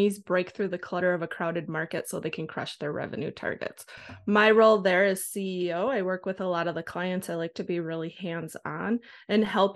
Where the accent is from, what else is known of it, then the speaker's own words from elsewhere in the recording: Wisconsin, United States; now in Minnesota, United States; I grew up in Wisconsin